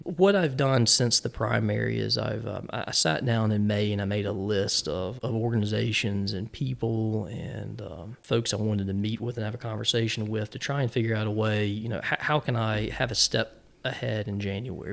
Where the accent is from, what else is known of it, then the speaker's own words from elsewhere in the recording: Smithfield, North Carolina, United States; also born or lived in Columbia, South Carolina; I grew up in Smithfield, the big city